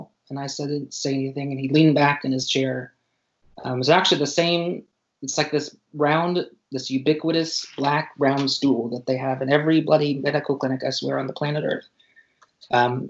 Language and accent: English; Pacific Northwest, United States; I grew up in the Northwest.